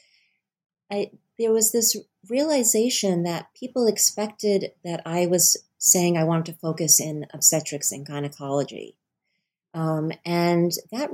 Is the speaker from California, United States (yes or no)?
no; Rhode Island, United States; I was born and raised in Rhode Island as well